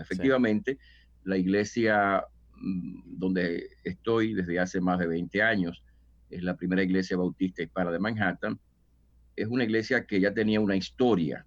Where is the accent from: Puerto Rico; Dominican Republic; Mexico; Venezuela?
Dominican Republic; moved away as an adult; now in New York, United States; en República Dominicana, de donde soy oriundo